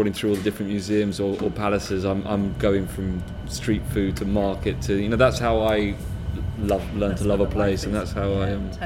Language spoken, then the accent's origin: English; London, United Kingdom; I'm born and raised in London.